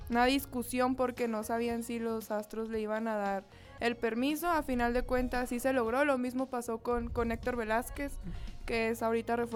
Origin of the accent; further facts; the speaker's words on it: Sonora, Mexico; De Sonora.